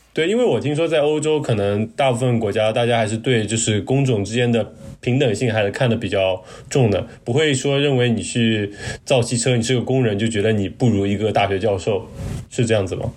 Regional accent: China; 我们中国人

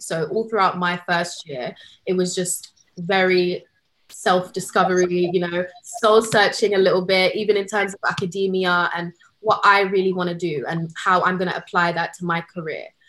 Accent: London, United Kingdom; moved away as an adult; also born or lived in Canterbury; I was one of those ones born and raised in London

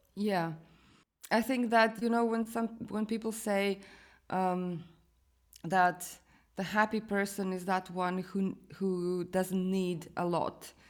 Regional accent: Croatia; moved away as an adult; also born or lived in London; I was born in Croatia

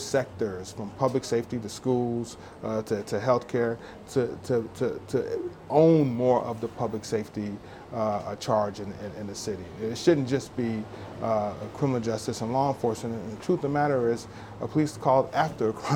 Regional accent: Dallas, Texas, United States; growing up in Dallas, Texas in the 80s

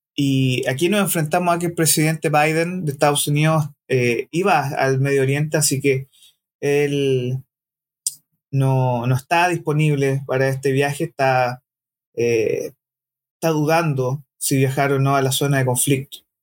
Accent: Chile; como varios chilenos nos sentimos tocados en el orgullo nacional

